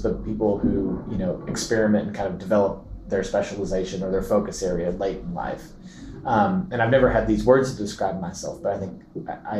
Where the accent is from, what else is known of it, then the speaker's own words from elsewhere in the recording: Lexington, Kentucky, United States; I was born in Lexington, Kentucky, and into a family that was very musical